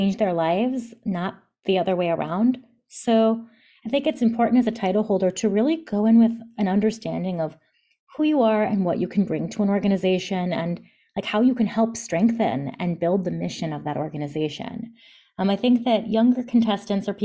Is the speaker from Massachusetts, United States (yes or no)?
no; Palatine, Illinois, United States; moved away as an adult; also born or lived in New York City; now in New Jersey, United States; I grew up in the Chicago suburbs in a town called Palatine